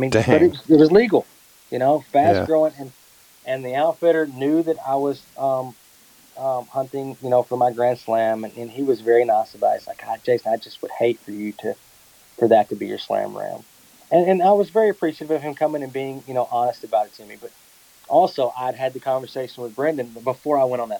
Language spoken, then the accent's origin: English; Texas, United States; I live in Texas. I'm from Texas, but I'm not a cowboy